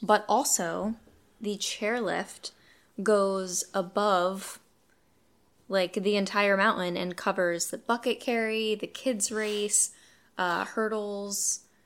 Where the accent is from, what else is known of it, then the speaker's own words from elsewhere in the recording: Poconos, Pennsylvania, United States; I grew up in the Poconos